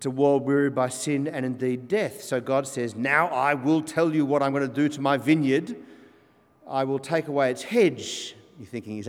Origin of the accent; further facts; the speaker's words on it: Australia; I'm an Australian, both sides 1840, and then before that, Scotland